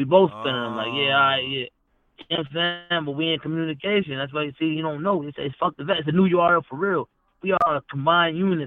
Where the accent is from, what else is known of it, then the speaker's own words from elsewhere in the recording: Maryland, United States; I'm from Maryland. Like, we from Maryland